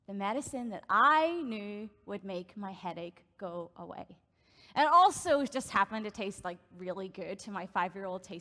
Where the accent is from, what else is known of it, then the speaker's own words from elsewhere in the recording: Northern Ireland, United Kingdom; moved away as an adult; now in Canada; I grew up in Northern Ireland, and I've been living in Canada now for, it'll actually be 5 years in August